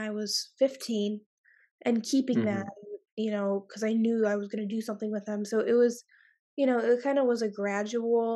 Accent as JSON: {"language": "English", "town": "Cleveland", "region": "Ohio", "country": "United States", "also_born_or_lived": "Columbus, Ohio", "said": "I'm from Cleveland, Ohio, but I attend school in Columbus"}